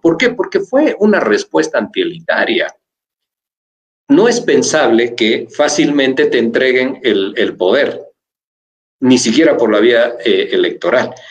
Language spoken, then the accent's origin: Spanish; Bolivia; somos bolivianos nacidos acá